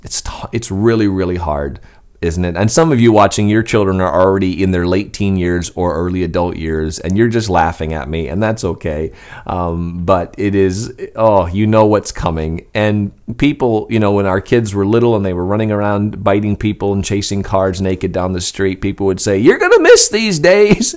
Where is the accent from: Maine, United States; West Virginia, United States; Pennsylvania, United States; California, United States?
Maine, United States; Skowhegan; I was a boy growing up in Skowhegan, Maine